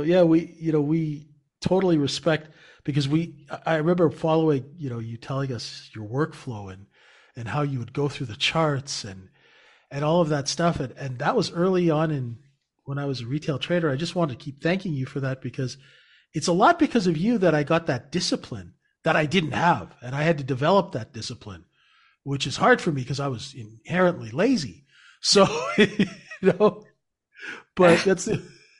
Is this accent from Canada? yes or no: yes; Canada; Cause I'm Canadian.